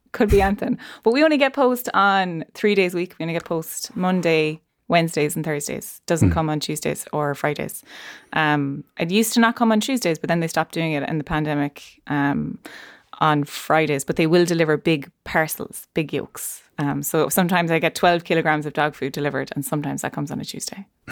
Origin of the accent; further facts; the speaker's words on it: Ireland; our history as Irish people